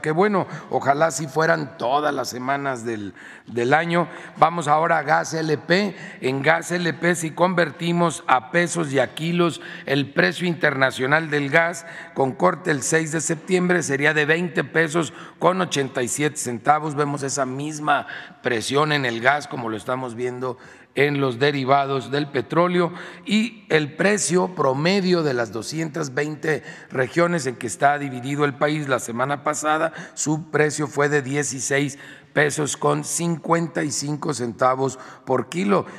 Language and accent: Spanish; Guanajuato, Mexico; moved away; allá en mi tierra, en Guanajuato